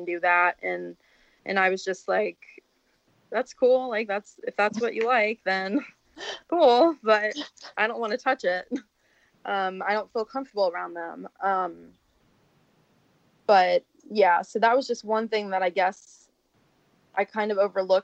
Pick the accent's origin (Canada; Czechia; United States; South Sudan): United States; the South; I'm from the South